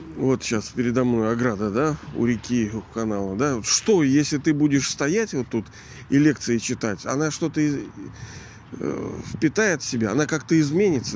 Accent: Kronstadt, Saint Petersburg, Russia; я живу вот в этом, даже не знаю, как оценить этот город, в этом Петербурге нашем, Ленинграде. Ну, я родился здесь, в Кронштадте.

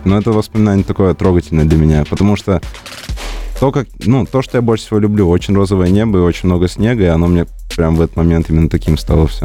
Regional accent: Komi Republic, Russia; moved away; Нет, нет, я человек из Коми, и я всегда буду представлять именно тот регион.

